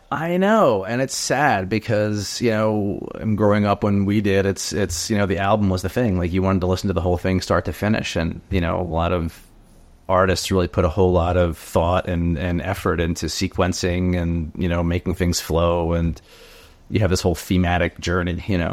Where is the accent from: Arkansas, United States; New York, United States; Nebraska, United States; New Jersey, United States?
New Jersey, United States; I'm from Jersey. I grew up in Jersey